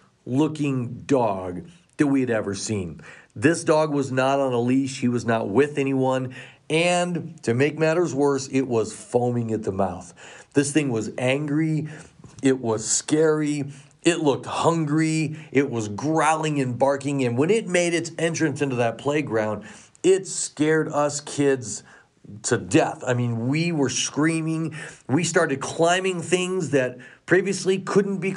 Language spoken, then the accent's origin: English; Colorado, United States; moved away; I grew up here in Colorado. I've been so excited to be back here again and raising my own son here